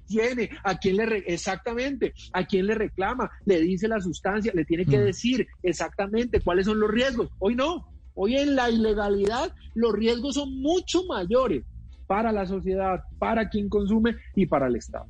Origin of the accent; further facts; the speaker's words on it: Palmira, Valle del Cauca, Colombia; yo estudié en un colegio eh, católico en mi ciudad natal, que es eh, Palmira